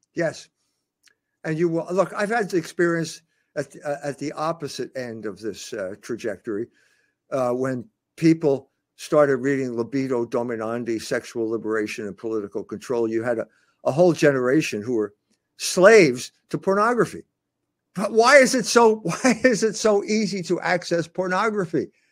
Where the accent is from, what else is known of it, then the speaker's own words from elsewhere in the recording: United States; my identity is I'm an American. My grandfather came from Cork, uh, but I'm an American